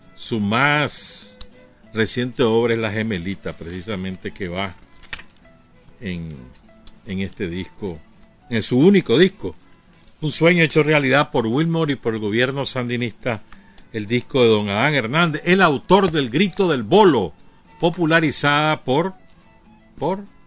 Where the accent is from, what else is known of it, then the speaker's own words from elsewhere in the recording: Nicaragua; aquí en Nicaragua